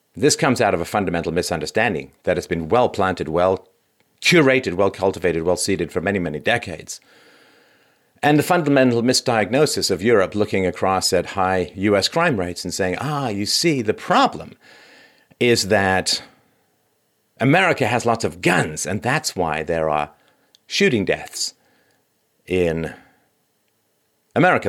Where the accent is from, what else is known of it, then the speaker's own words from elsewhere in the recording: London, United Kingdom; moved away; I grew up in London